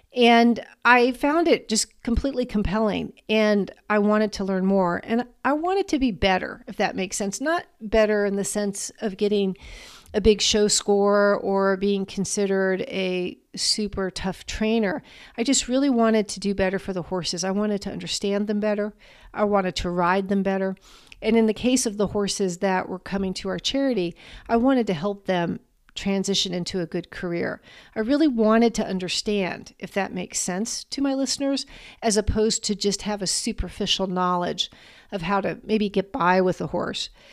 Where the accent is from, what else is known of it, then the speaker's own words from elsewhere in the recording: Washington, District of Columbia, United States; I grew up in the Washington, D C area